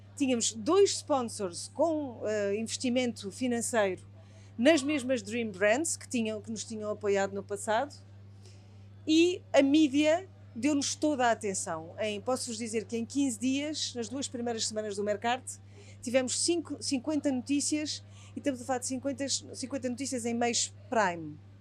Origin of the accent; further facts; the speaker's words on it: Portugal; sendo portugueses